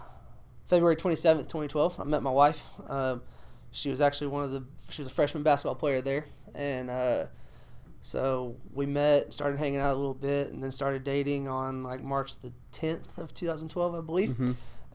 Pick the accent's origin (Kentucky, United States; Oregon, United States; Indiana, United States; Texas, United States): Texas, United States; Cleburne; also born or lived in Brownwood / Toller; I was born in Brownwood. We lived in Toller. And then we moved to Cleveland, where my mom is originally from, that whole area down there. And so we were living in Cleburne at the time